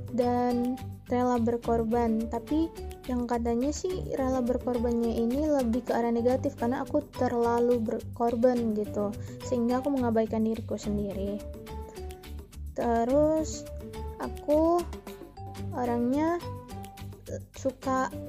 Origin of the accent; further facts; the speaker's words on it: Medan, North Sumatra, Indonesia; aku berasal dari Medan